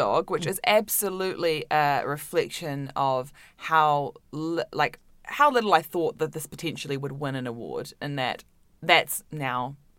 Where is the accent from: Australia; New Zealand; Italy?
New Zealand; Auckland; moved away; Auckland in New Zealand. Yeah. So I grew up